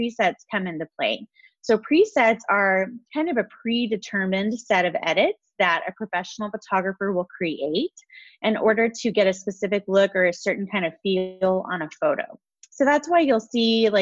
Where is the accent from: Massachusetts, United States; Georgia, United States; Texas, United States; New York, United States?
Texas, United States; moved away as an adult; also born or lived in California; I grew up in Texas